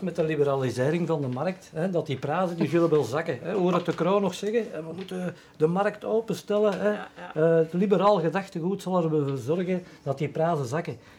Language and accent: Dutch; Mechelen, Flanders, Belgium; Ik ben zelf van Mechelen, of in de buurt van Mechelen.